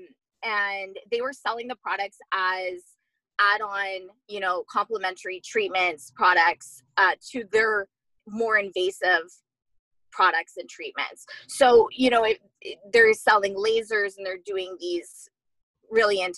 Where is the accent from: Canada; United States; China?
Canada; Montreal, Quebec; also born or lived in Vancouver; I'm actually from Montreal